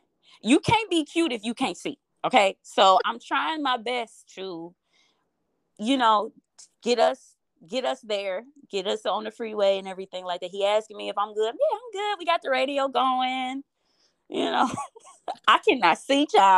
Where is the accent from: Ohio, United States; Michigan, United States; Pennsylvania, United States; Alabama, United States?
Michigan, United States; Detroit; I'm from Detroit